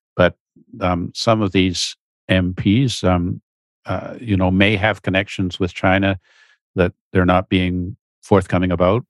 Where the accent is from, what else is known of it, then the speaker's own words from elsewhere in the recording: Canada; as Canadian citizens